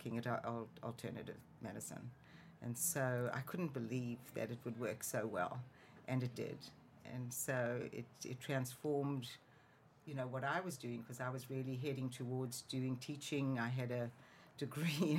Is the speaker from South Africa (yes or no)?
yes; South Africa; moved away as an adult; Born and raised in South Africa